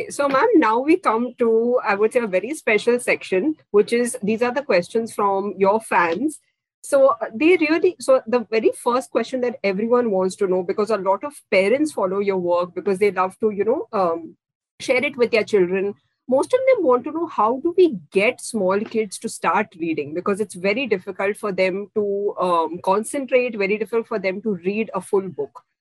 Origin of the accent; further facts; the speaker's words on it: India; first language Kannada; English is a second language; Actually, ma'am, you know, my mother tongue is Kannada, and I really wish I knew